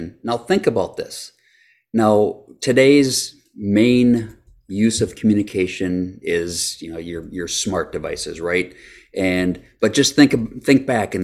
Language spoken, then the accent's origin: English; Janesville, Wisconsin, United States; I grew up in Janesville